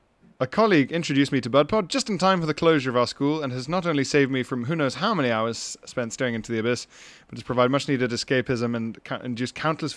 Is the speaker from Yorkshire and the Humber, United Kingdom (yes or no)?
yes; Yorkshire and the Humber, United Kingdom; now in Copenhagen, Denmark; I grew up in West Yorkshire, but I've lived in Copenhagen for the past 3 years.